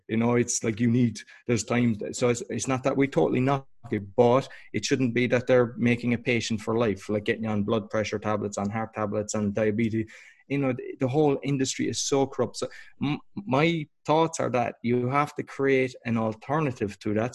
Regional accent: Ireland; now in Poland; I'm Irish originally.

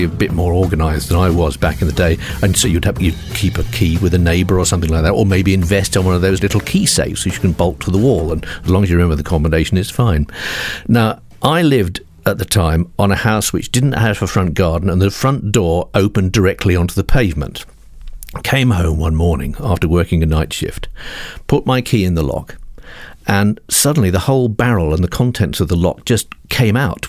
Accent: United Kingdom; we British

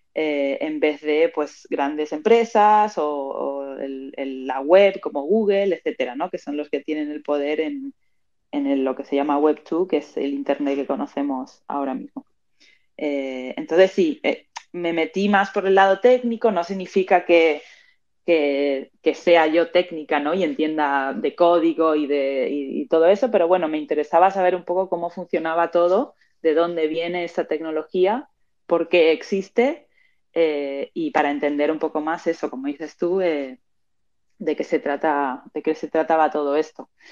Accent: Madrid, Community of Madrid, Spain; also born or lived in Argentina; now in Barcelona, Spain; nací en Argentina, pero me crié en Madrid, en España, y ahora mismo estoy viviendo en Barcelona.

